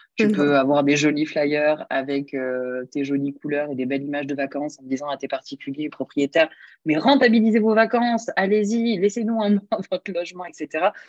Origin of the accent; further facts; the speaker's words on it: Montpellier, Occitania, France; je suis de Montpellier, donc euh, j'ai toujours vécu là